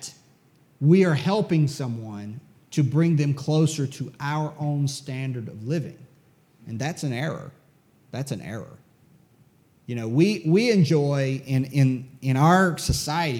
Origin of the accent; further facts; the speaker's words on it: United States; I'm an American